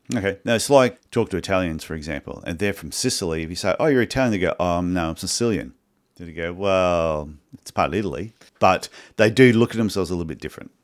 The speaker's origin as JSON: {"language": "English", "town": "Cairns", "region": "Queensland", "country": "Australia", "said": "I'm from Cairns, Queensland"}